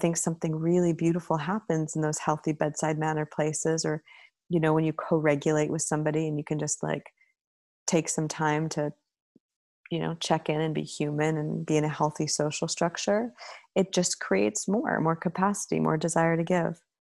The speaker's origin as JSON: {"language": "English", "country": "Canada", "said": "as a Canadian and in my family structure"}